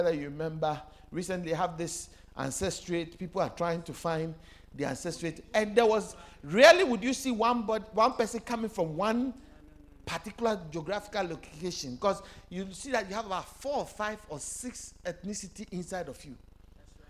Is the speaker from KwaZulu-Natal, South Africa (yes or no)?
yes; KwaZulu-Natal, South Africa; I'm a Zulu boy